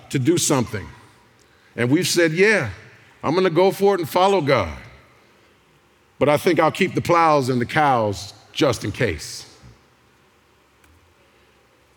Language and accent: English; Youngstown, Ohio, United States; I'm from Youngstown.